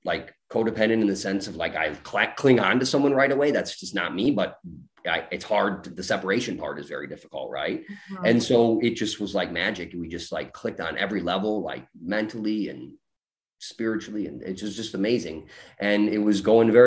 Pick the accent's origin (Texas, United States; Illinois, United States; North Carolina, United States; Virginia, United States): Illinois, United States; Chicago; I'm from Chicago